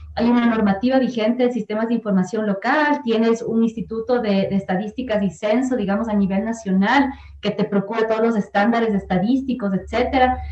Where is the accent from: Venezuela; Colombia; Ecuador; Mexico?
Ecuador; Quito, Pichincha; Yo soy de la parroquia de Nayón, vivo en Quito, o sea, del cantón Quito, y soy de la provincia de Pichincha y además soy del, ecuatoriana